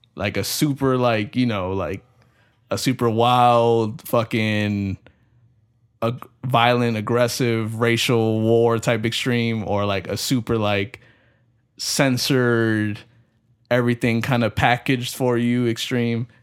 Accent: United States; we're raised here in America

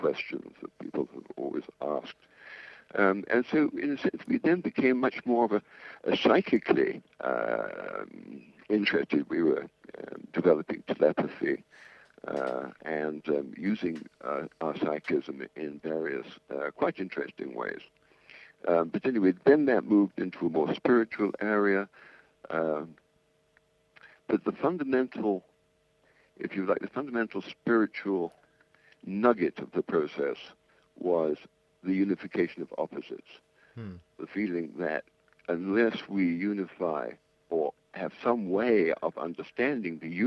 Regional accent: England, United Kingdom; moved away as an adult; also born or lived in New York; I'm English. I was born in 1940, educated in England, qualified as an architect

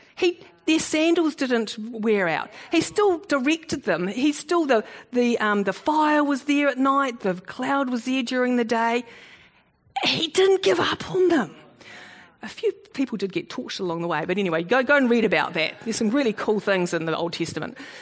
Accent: New Zealand; also born or lived in South Africa; I, used to call myself a Kiwi Bok because I was born in South Africa and at the age of six I immigrated. So that's why I don't have a South African accent.

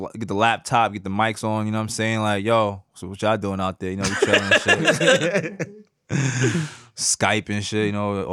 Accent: New York City, New York, United States; I'm from Woodside

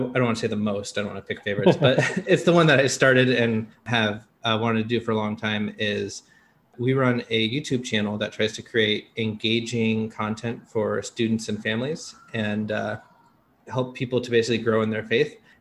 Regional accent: Seattle, Washington, United States; moved away as an adult; now in Taiwan; I'm from Seattle, Washington

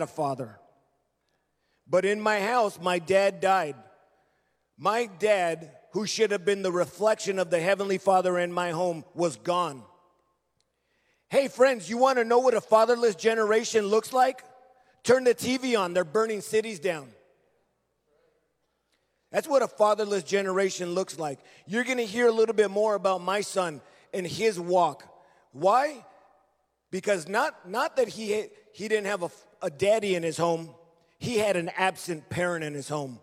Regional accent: Los Angeles, California, United States; I grew up in Los Angeles

